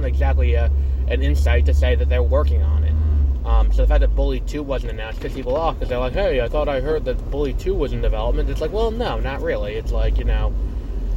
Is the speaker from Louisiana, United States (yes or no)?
no; New York, United States; I'm also from New York